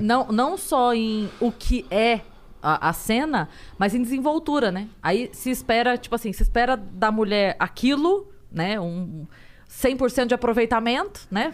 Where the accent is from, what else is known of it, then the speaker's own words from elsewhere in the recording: Sorocaba, São Paulo, Brazil; eu moro, eu sou, sou de Sorocaba